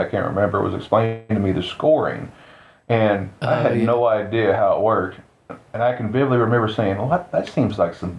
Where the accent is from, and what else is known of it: Coffeyville, Kansas, United States; born or raised there